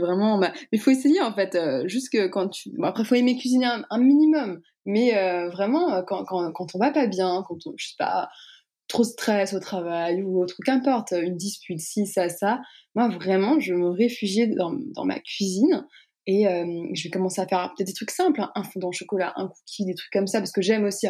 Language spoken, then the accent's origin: French; Strasbourg, Grand Est, France; moi je viens pas de Paris, donc tout se faisait à Paris. donc moi je viens de Strasbourg